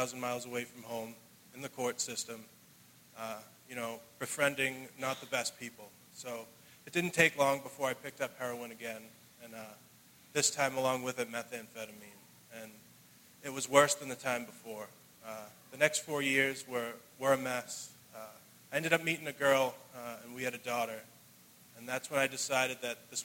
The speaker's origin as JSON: {"language": "English", "town": "Brockton", "region": "Massachusetts", "country": "United States", "said": "I'm from Brockton. Growing up, I was very fortunate"}